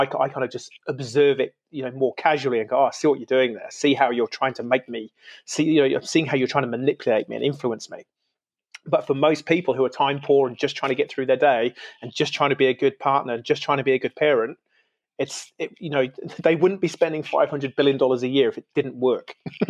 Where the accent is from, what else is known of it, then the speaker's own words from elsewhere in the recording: United Kingdom; now in New Zealand; like I'm originally from the UK, so I'm an immigrant into New Zealand.